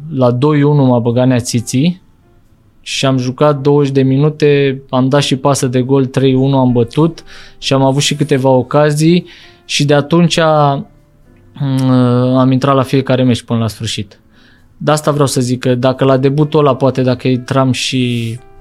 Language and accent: Romanian; Bucharest, Romania; eu am copilărit în Bercen la Big